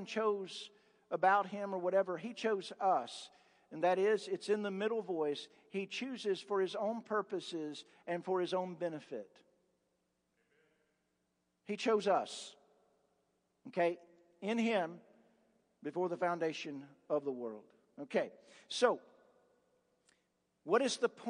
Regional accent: Appalachia, United States; I'm a hick from Appalachia.

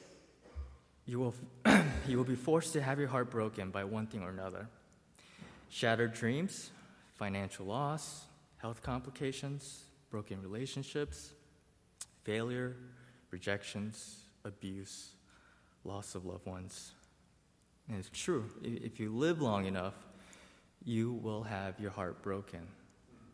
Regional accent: United States; I grew up in a bubble. I grew up in Montgomery County

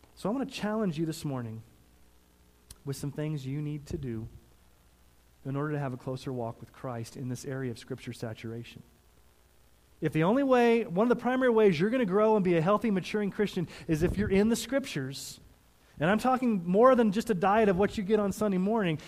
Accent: Missouri and Texas, United States; now in Colorado, United States; I grew up in Missouri and Texas before I moved to Colorado

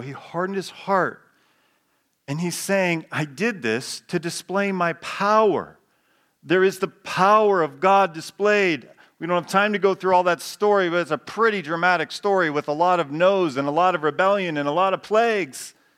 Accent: United States; who we are as Americans

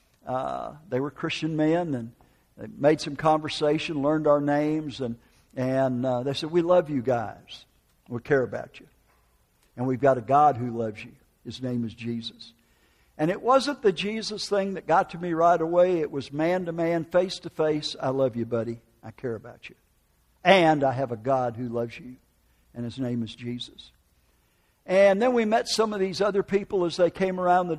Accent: United States; moved away; also born or lived in Oklahoma; northern Wisconsin, Minneapolis, Minnesota

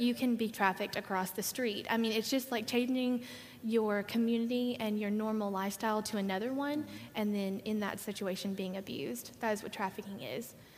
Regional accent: Arkansas, United States; I grew up in Arkansas

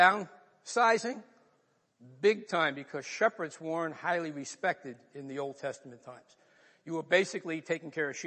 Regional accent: New York, United States; accent: New York; moved away as an adult; also born or lived in North Bergen, New Jersey; I grew up in New York

